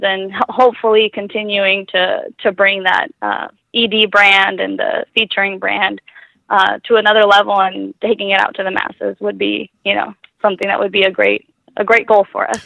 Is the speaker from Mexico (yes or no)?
yes; Mexico; now in Tucson, United States; I grew up in Mexico